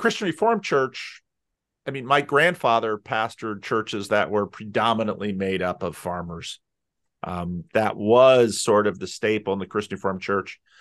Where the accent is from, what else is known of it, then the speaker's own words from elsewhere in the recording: New Jersey, United States; now in Sacramento, United States; I grew up in North Jersey